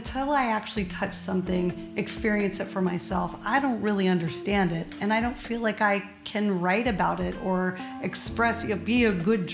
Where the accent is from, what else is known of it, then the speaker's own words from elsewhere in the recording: Kenai, Alaska, United States; now in Oakland, United States; I grew up in a tiny little town called Kenai, K-E-N-A-I, Kenai, Alaska.